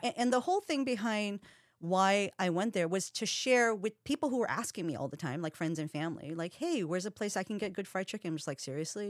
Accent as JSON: {"language": "English", "region": "Hawaii", "country": "United States", "moved": "yes", "lives_now": "Seattle, United States", "said": "I'm part Filipino. Um, I'm half Japanese, but I'm from Hawaii"}